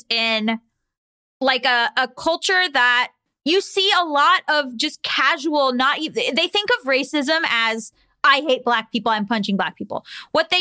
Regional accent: Florida, United States; now in North Hollywood, United States; I come from Florida

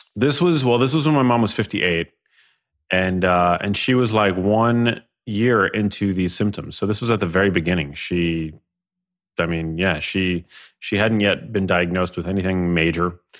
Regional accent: New York City, New York, United States; grew up in New York City. Um, I grew up in Manhattan

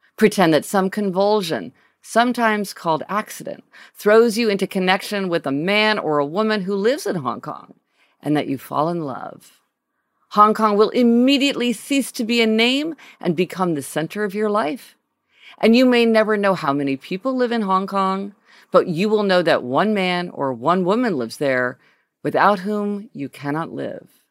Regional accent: Kansas City, Missouri, United States; moved away; Kansas City, my hometown and where my parents live

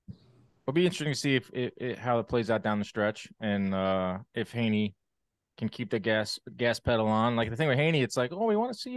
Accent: Newark, New Jersey, United States; growing up in Newark

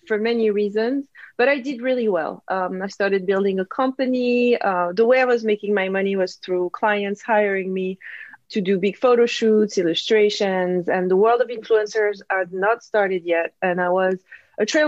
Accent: Corsica, France; English is a second language; moved away as an adult; also born or lived in south of France / Paris; I come from Corsica, a little island.

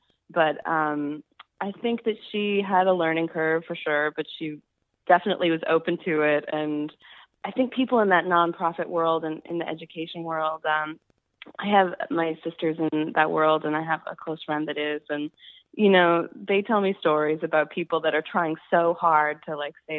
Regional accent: Chicago, Illinois, United States; now in New York, United States; Yeah, I'm originally from Chicago, but I've lived in New York for about 10 years.

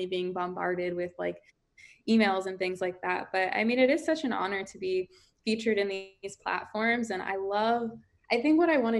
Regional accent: St. Louis, Missouri, United States; moved away; I lived in St. Louis, Missouri. I lived right outside of Ferguson

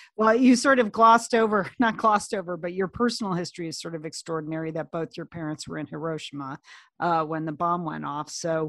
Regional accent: Connecticut, United States; growing up in Connecticut

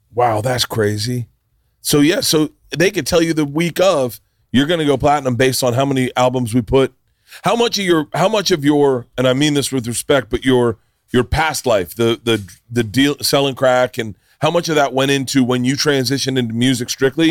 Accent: Florida, United States; I grew up in Florida

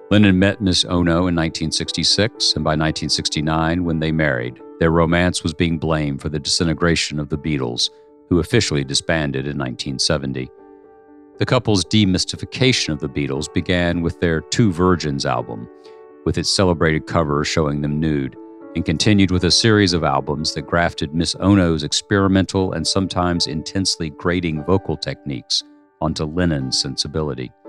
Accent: United Kingdom; I began to be ashamed of being British, and I'm a patriotic nationalist

